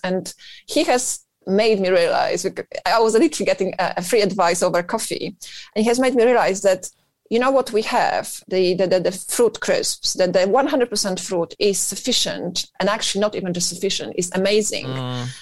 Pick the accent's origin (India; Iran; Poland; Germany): Poland; northern Poland; moved away as an adult; now in United Kingdom; I'm originally from Poland, uh, born in north of Poland, and uh, yes, and, and I've moved here when I was relatively young.